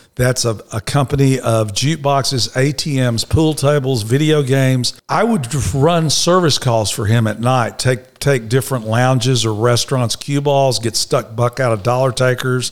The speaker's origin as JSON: {"language": "English", "town": "Dallas", "region": "Texas", "country": "United States", "tie": "born or raised there", "said": "I was born in Dallas, Texas, Baylor Hospital"}